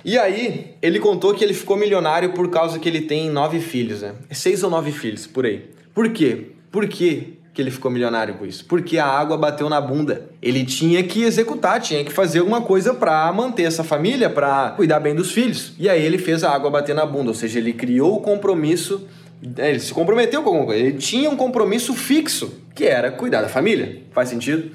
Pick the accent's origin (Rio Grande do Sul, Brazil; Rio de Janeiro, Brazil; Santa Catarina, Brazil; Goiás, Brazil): Rio Grande do Sul, Brazil; Porto Alegre; moved away; also born or lived in São Paulo; eu sou gaúcho de Porto Alegre, né? E eu vim lá de São Paulo, tava morando há quase quatro anos lá, decidi me mudar para cá